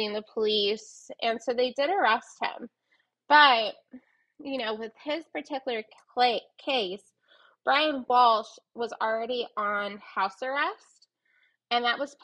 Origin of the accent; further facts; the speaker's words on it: New Mexico, United States; I'm from New Mexico, therefore I do say it a little odd